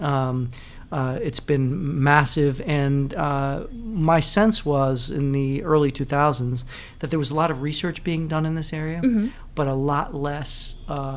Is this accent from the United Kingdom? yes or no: no; Puerto Rico; I'm originally from Puerto Rico, grew up in a bilingual, bicultural home